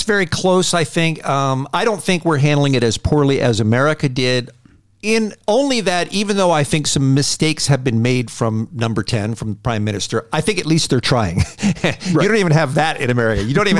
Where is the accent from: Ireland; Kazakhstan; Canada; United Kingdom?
United Kingdom; born there; Well, I am a British citizen. I don't know if you recall this thing. I was born here, and this is the third time I've lived in the UK.